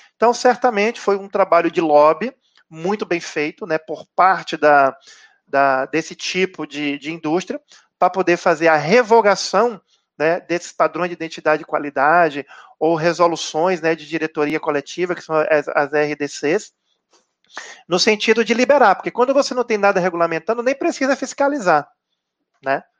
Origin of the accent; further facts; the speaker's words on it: Bahia, Brazil; eu sou baiano